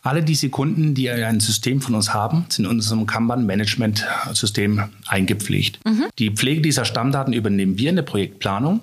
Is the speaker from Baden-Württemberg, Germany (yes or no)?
yes; Freiburg, Baden-Württemberg, Germany; now in Lauda-Königshofen, Germany; ich komme ursprünglich aus Freiburg, wohne aktuell in Lauderkönigshofen im lieblichen mhm. Taubertal.